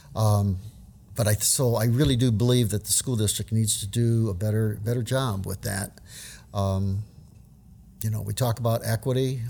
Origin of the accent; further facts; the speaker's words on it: New Orleans, Louisiana, United States; I grew up in New Orleans